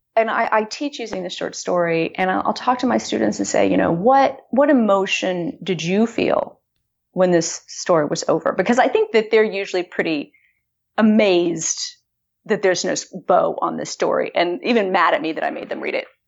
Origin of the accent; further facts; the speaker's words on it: Austin, Texas, United States; moved away; I moved back to my hometown of Austin